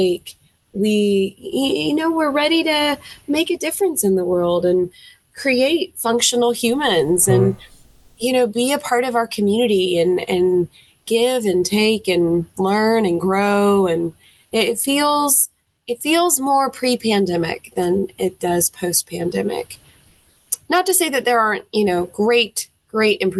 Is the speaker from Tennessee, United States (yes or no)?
yes; Nashville, Tennessee, United States; accent: Southern; now in Florence, United States; I was born and raised in Nashville, Tennessee